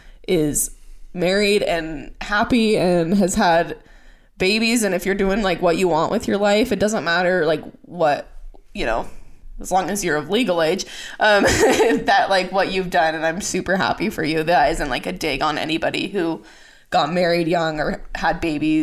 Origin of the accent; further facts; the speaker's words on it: Las Vegas, Nevada, United States; now in Utah, United States; growing up in Vegas